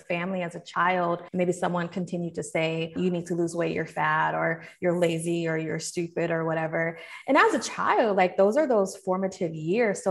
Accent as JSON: {"language": "English", "town": "Seattle", "region": "Washington", "country": "United States", "tie": "born or raised there", "moved": "yes", "lives_now": "Atlanta, United States", "said": "I'm from Seattle. I grew up there and then I eventually moved to Atlanta"}